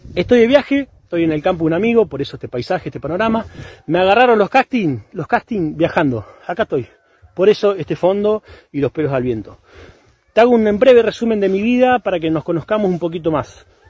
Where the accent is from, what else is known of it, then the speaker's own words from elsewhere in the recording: Esperanza, Santa Fe, Argentina; soy oriundo de la ciudad de Esperanza